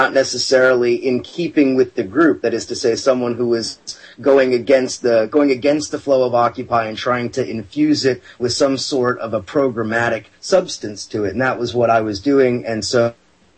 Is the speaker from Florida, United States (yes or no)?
no; California, United States; now in New York City, United States; I live in New York City. I'm originally from California